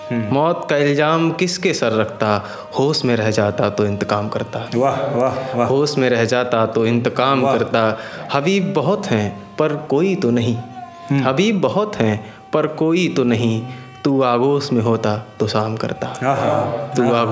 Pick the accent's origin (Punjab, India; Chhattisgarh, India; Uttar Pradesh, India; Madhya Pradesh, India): Uttar Pradesh, India; Farrukhabad; now in Silvassa, India; basically मैं फ़रुखाबाद का रहने वाला हूँ और यहाँ सिलवासा में पिछले दो तीन साल से जॉब कर रहा हूँ